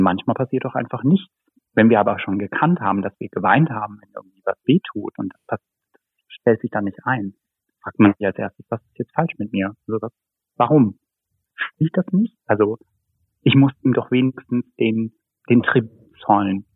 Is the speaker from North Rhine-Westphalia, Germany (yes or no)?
no; Baunatal, Hesse, Germany; moved away; geboren und aufgewachsen in Nordhessen, genauer gesagt Baunatal, Rengershausen